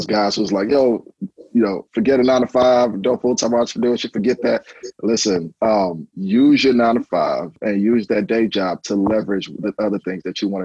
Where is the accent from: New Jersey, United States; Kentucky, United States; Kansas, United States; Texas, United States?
Texas, United States; Houston; also born or lived in Nigeria; I'm originally from Nigeria, originally born in Nigeria. I came here to Houston when I was 8 years old. So I grew up here in Houston